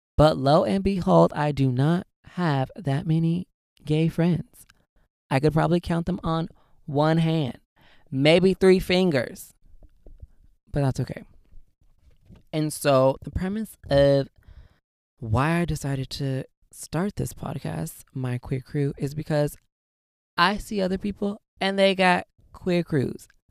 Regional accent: Southern California, United States; I am born and raised in Southern California

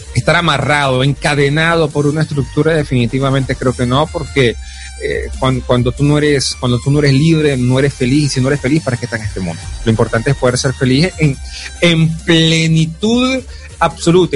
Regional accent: Venezuela; also born or lived in Caracas; me regresé a mi pueblo

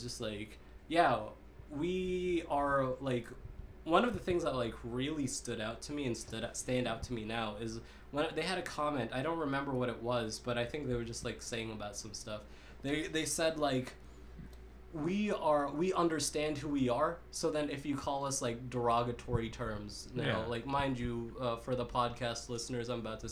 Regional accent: Kentucky, United States; also born or lived in Manila, Philippines / Lexington, Kentucky; we moved to from the Philippines to rural eastern Kentucky

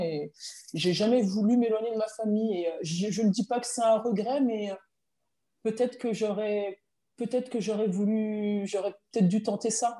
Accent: Chenôve, Bourgogne-Franche-Comté, France; je suis originaire de Chenauve, donc euh, quartier populaire de Dijon

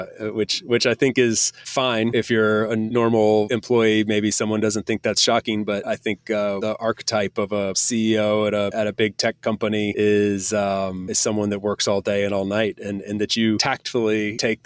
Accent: United States; moved away as an adult; As an American citizen, I'm from one of only two countries in the entire world that requires I pay taxes on my global income

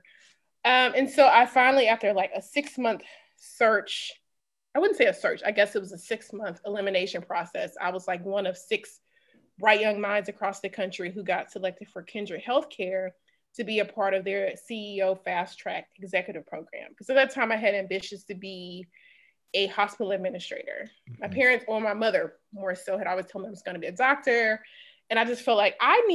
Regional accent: Natchez, Mississippi, United States; accent: Mississippi; moved away as an adult; also born or lived in Stanford, California / Atlanta, Georgia / South Carolina / Dallas, Texas; I'm born and raised in Natchez, Mississippi, spent 18 years there

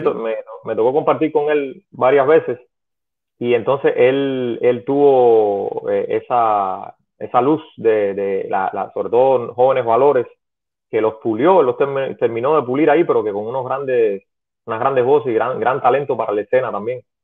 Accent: Pinar del Río, Cuba; En Primer de Río fue donde yo estudié porque soy de Pinar

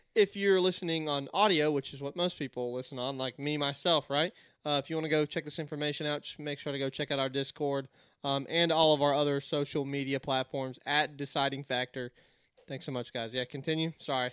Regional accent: United States; as an American

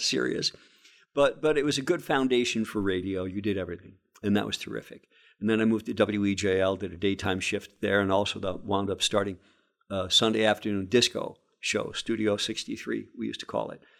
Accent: Scranton, Pennsylvania, United States; I came from a family of thirteen kids growing up in West Scranton

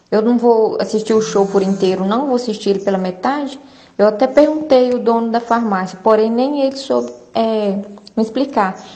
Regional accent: Lajinha, Minas Gerais, Brazil; Deixa eu te falar, eu sou aqui de Lajinha e eu fui até a farmácia Pague Fácil para comprar o ingresso

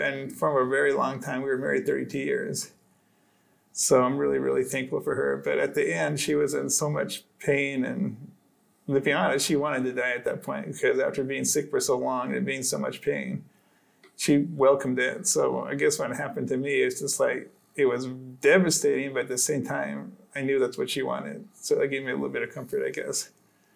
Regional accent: Arizona, United States; I grew up in Arizona

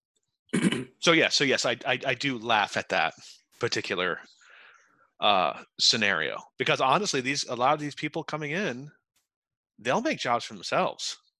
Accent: Utica, New York, United States; now in New York City, United States; i'm from central new york from utica New York specifically

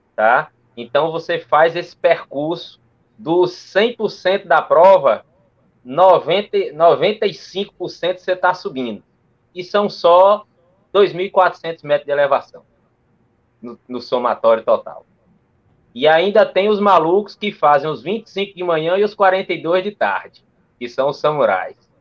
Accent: Barreiras, Bahia, Brazil; also born or lived in Ceará; now in Cruz das Almas, Brazil; Moro em Cruz das Almas, no Recôncavo Baiano, mas sou cearense criado em Barreiras, no oeste da Bahia.

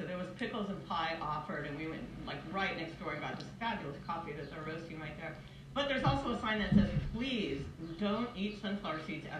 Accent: Bay Area, California, United States; also born or lived in Maine; Yeah, I grew up here in the Bay Area, and I lived in Maine for years and years and years

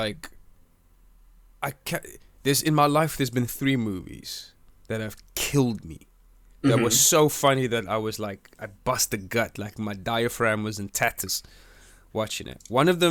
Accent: South Africa; now in United Kingdom; I'm from South Africa. I'm from a hot country.

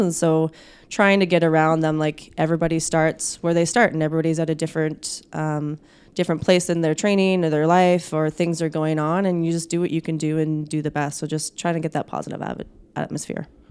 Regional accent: Saskatchewan, Canada; moved away as an adult; also born or lived in Manitoba; now in Winnipeg, Canada; I'm actually from Saskatchewan, so new import to, uh, Manitoba

